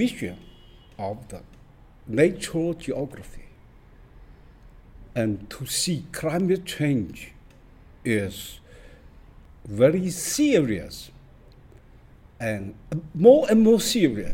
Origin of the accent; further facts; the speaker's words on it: Fuzhou, Fujian, China; now in New York, United States; I'm born in China, in Fuzhou City, Fujian Province